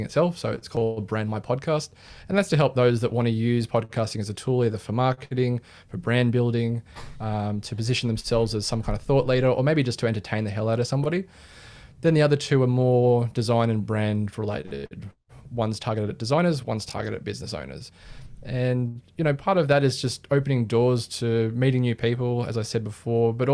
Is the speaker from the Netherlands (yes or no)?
no; Sydney, New South Wales, Australia; I'm from Sydney, Australia.